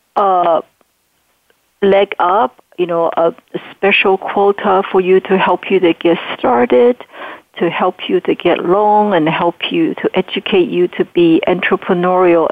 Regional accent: Taiwan; English is a second language; moved away as an adult; now in United States; I grew up in Taiwan during martial law

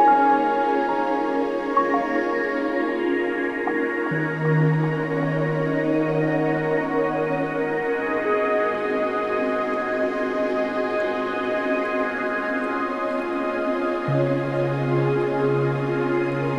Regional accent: Ireland; accent: Irish; you may tell from my accent that's where I hail from.

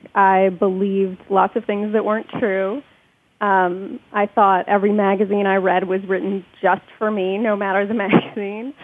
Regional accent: United States; the reason they came to this country um, was so that we could be born here and have all the privileges of being American citizens

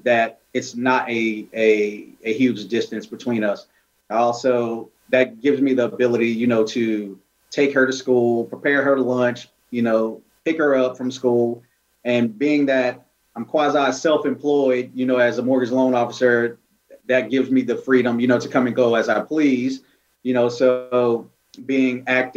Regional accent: Yonkers, New York, United States; moved away; also born or lived in North Carolina; I'm originally from Yonkers, New York

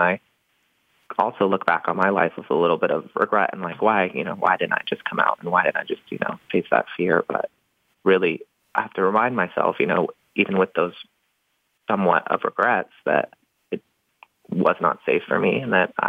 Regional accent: the South, United States; it was designed for children like me growing up in the South that don't feel comfortable approaching, you know, rainbows and butterflies yet.

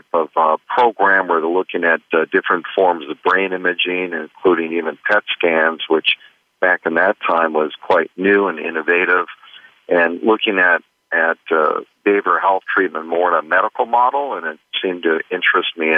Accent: Minnesota, United States; moved away as an adult; I grew up in Minnesota, a Midwestern kid

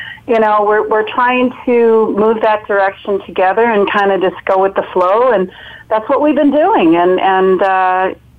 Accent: Chicago, Illinois, United States; also born or lived in Florida; now in California, United States; I'm originally from Chicago. I lived in Florida also

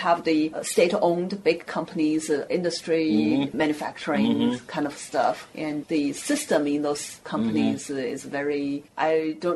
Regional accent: Qingdao, Shandong, China; moved away; my hometown, Qingdao.

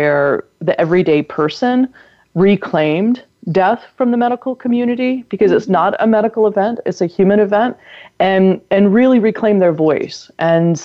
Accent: North Carolina, United States; my home state of North Carolina

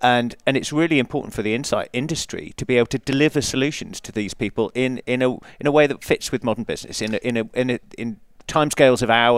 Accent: England, United Kingdom; You may have picked up from the accent that I'm English.

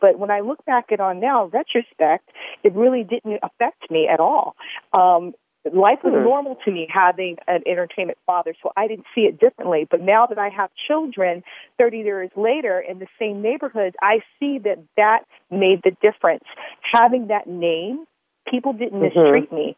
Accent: Los Angeles, California, United States; moved away as an adult; also born or lived in Europe; Growing up in the San Fernando Valley

